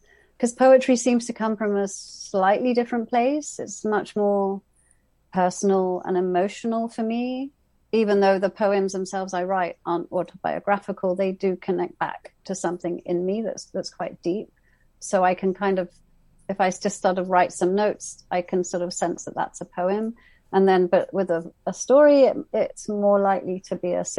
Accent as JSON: {"language": "English", "region": "England", "country": "United Kingdom", "said": "I'm from England, from the UK, where the class system is very alive and kicking"}